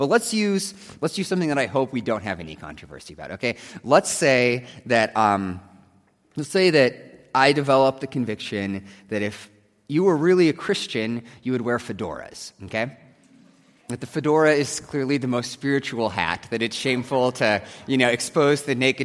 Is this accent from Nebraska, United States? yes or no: yes; Nebraska, United States; growing up in Nebraska with the Cornhuskers